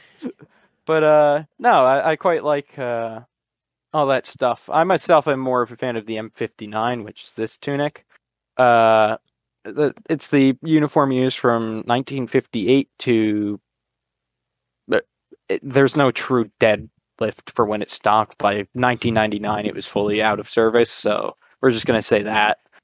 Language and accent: English; Connecticut, United States; I'm from Connecticut in the United States